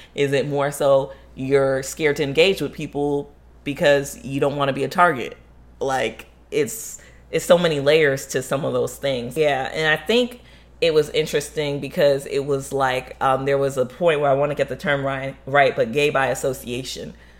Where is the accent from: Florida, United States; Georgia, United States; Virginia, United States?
Florida, United States; growing up, um, as Haitian in Florida or Haitian American in Florida